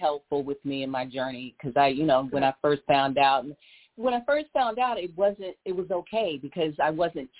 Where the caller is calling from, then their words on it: San Antonio, Texas, United States; I'm calling from San Antonio, Texas.